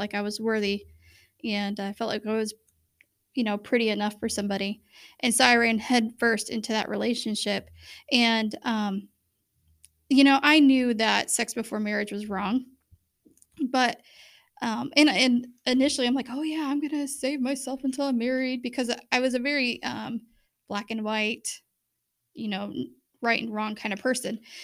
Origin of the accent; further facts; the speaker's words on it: Bremen, United States; I grew up in Bremen